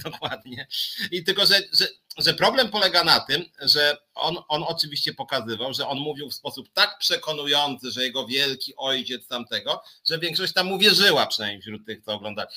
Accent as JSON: {"language": "Polish", "country": "Poland", "tie": "born or raised there", "said": "urodziliśmy się w Polsce"}